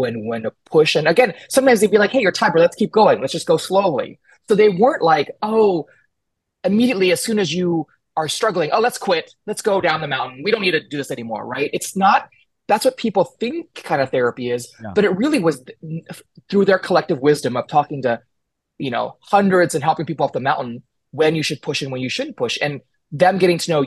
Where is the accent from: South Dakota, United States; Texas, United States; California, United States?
Texas, United States; Houston; moved away as an adult; I grew up in Houston, Texas, and I was very far from my family and community